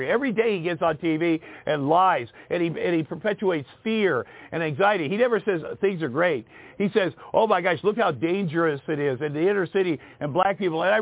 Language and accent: English; Iowa, United States; I grew up in Southeast Iowa, so I'd never been around different kinds of people.